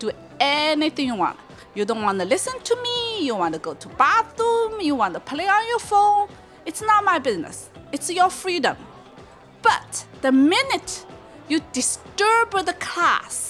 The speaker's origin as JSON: {"language": "English", "region": "Shanghai", "country": "China", "tie": "born or raised there", "moved": "yes", "said": "I grew up in China"}